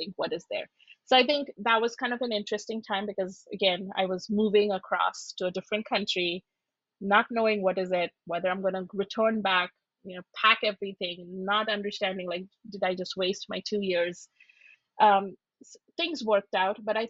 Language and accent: English; Shillong, Meghalaya, India; moved away as an adult; now in United States; I'm from Shillong, which is in the northeast.